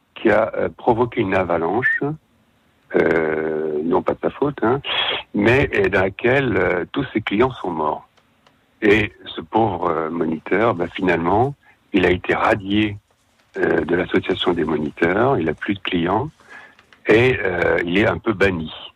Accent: Savoy, Auvergne-Rhône-Alpes, France; moved away; je suis savoyard, donc euh, une, grande partie de mon cœur est restée en Savoie

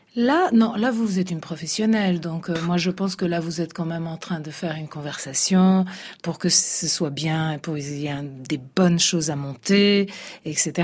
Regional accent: Italy; je suis italienne

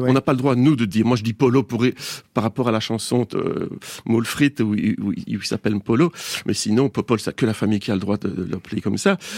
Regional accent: Belgium; Il faut même plus dire qu'on est belge maintenant

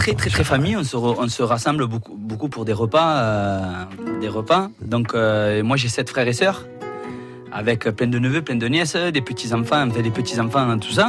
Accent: Montpellier, Occitania, France; also born or lived in Pérols; now in Jonquières-Saint-Vincent, France; Après, je suis venu à Montpellier

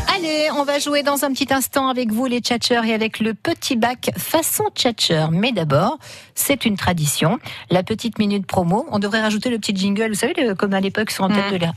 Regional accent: Vaucluse, Provence-Alpes-Côte d'Azur, France; chez nous en Vaucluse

